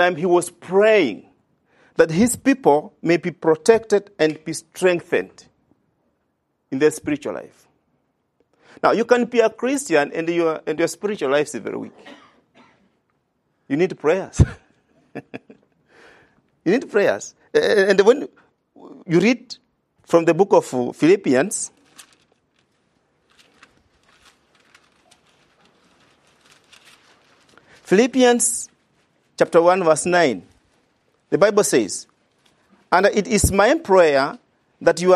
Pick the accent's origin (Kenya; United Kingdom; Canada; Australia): Kenya; I come from Kenya